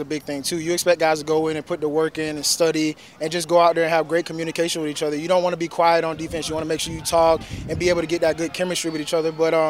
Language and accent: English; Florida, United States; moved away; I'm from Florida, so I love the South. So being back here, it feels like home to me.